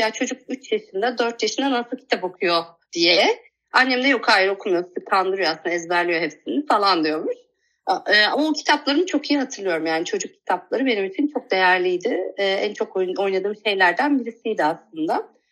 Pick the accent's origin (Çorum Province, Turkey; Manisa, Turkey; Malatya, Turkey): Manisa, Turkey; Kula; Kula'da doğdum. Kula küçük bir ilçe aslında. Manisa'nın bir ilçesi